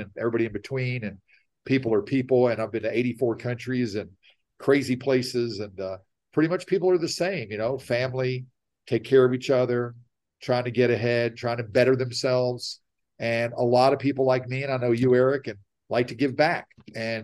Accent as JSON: {"language": "English", "town": "Nashville", "region": "Tennessee", "country": "United States", "tie": "born or raised there", "said": "born and raised in Nashville, Tennessee."}